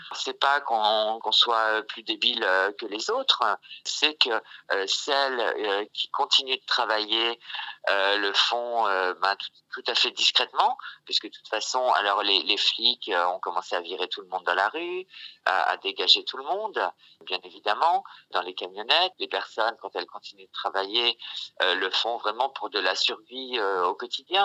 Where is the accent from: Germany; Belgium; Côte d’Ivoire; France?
France; moi, ça va bien en tant que Française